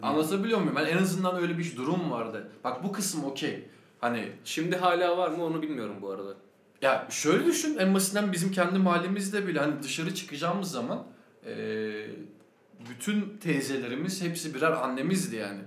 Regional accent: Sakarya, Turkey

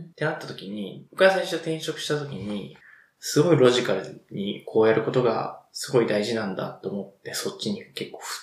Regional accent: Kansai, Japan; moved away; 元が関西人で許してください

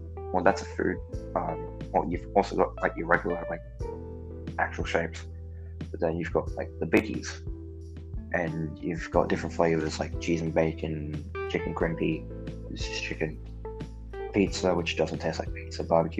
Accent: United Kingdom; I'm British.

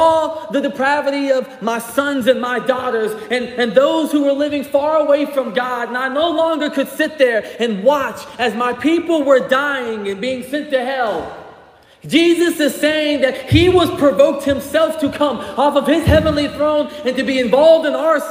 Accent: Greenville, South Carolina, United States; moved away as an adult; also born or lived in St. Albans, West Virginia; now in Charleston, United States; I grew up in Greenville, South Carolina

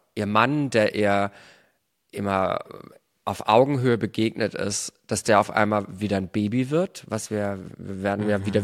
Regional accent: Germany; bei uns in Deutschland

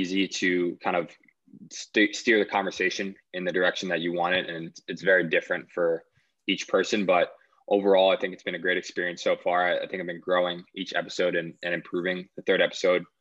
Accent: Maplewood, New Jersey, United States; moved away; Originally from Maplewood, New Jersey, back on the East Coast.

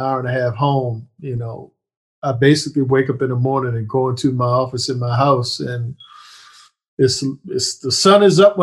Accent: right outside of Annapolis, Maryland, United States; based in my hometown right outside of Annapolis, Maryland

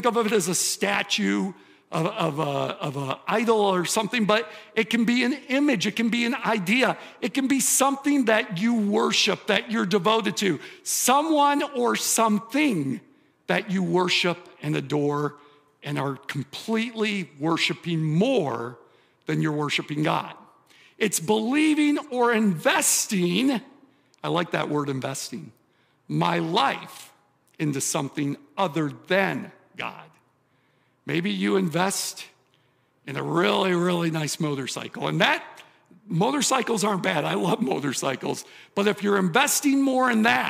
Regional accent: suburb of Detroit, southeastern Michigan, United States; I grew up in southeastern Michigan, Detroit area, suburb of Detroit, Motown

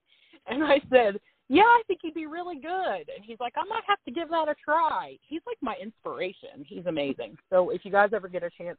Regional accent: Cincinnati, Ohio, United States; now in Indiana, United States; I live in Indiana in a small town. I grew up in Cincinnati, which is about an hour away. I'm a divorced mom of two.

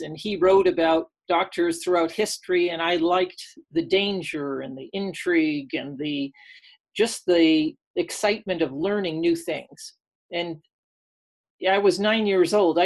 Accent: near Woodstock, New York, United States; moved away as an adult; also born or lived in Nevada; I grew up actually right next to Woodstock in New York. It's in the Catskill Mountains

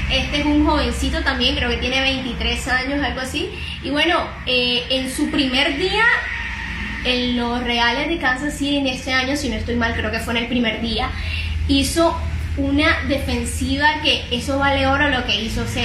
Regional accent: Barranquilla, Atlántico, Colombia; nació en la ciudad de Barranquilla, de donde yo {S1} soy

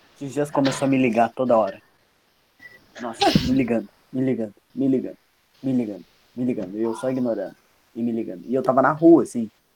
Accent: South Region, Brazil; also born or lived in Paraná; eu sou sulista e torço pro Grêmio e uhum. moro no Paraná

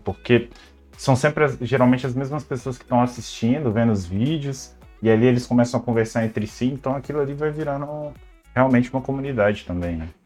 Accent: Belo Horizonte, Minas Gerais, Brazil; moved away as an adult; now in Lisbon, Portugal; eu sou de Belo Horizonte, no estado de Minas Gerais

